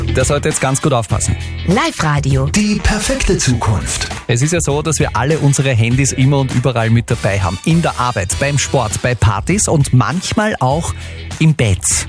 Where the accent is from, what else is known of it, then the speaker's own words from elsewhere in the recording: Austria; bei uns in Österreich